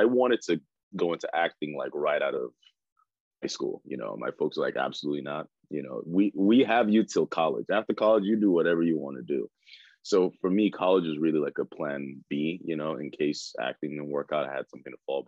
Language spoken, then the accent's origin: English; Nigeria; now in United States; I was born in Nigeria